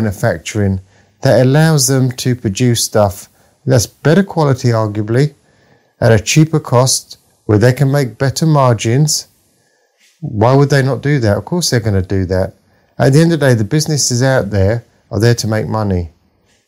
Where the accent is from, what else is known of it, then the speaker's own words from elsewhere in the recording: London, United Kingdom; I grew up in the East End of London